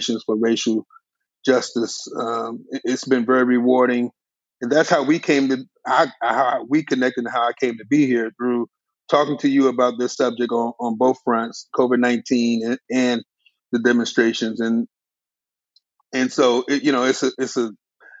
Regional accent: Washington, District of Columbia, United States; moved away as an adult; also born or lived in New York; now in Atlanta, United States; I'm from Washington, D.C., grew up in Southeast Anacostia, right off of Suitland Parkway and Stanton Road. I live in Atlanta now

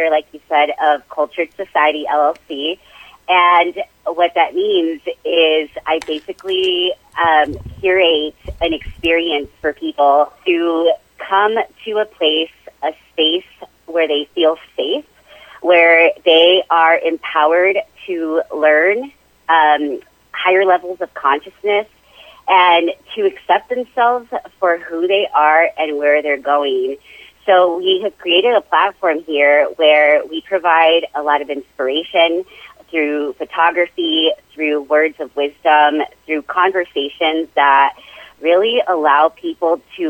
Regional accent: Las Cruces, New Mexico, United States; also born or lived in Hobbs, New Mexico / Chicago; my parents moved us to Las Cruces when I was three. And so I was raised here

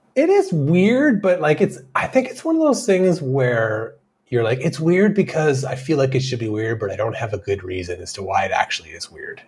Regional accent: Canada; We're Canadian.

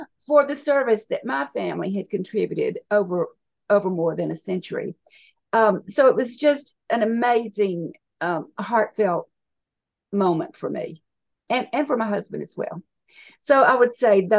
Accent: Georgia, United States; also born or lived in California / North Carolina; I was born in California, but grew up pretty much in Georgia and North Carolina. So my home has been Georgia for most of my life.

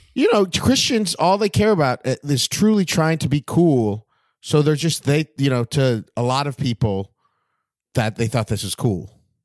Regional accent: West Covina, California, United States; now in Hollywood, United States; I'm from West Covina

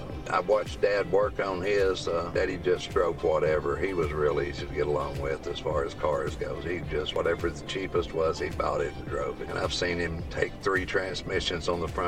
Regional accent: North Alabama, United States; moved away as an adult; also born or lived in Tennessee / Georgia; now in Texas, United States; I am from North Alabama, right there, right outside of Chattanooga, Tennessee. So I've lived in Tennessee, Georgia, and Alabama. That's a 30-mile radius, though.

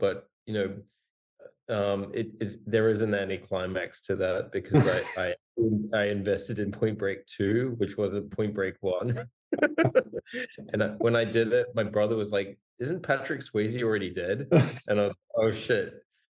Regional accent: Singapore; also born or lived in Australia / Hong Kong; I was born in Australia and grew up in Singapore and Hong Kong.

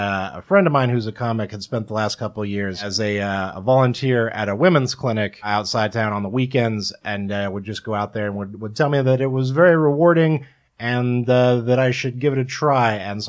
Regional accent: Kansas, United States; born or raised there

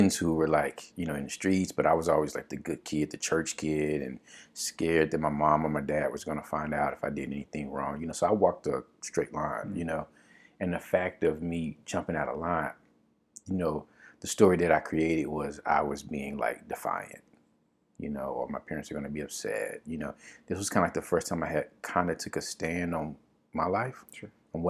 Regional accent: Dallas, Texas, United States; now in Brooklyn, United States; I come from Dallas, Texas, and, you know, it's football country

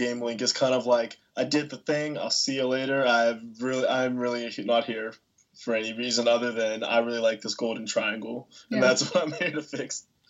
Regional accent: United States; I'm an American human.

